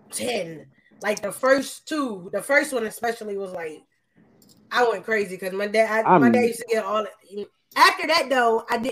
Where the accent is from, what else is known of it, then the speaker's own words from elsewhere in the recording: Ohio, United States; now in Atlanta, United States; So now when I see the people that I grew up with in Ohio going crazy, I'm like, all right, cool.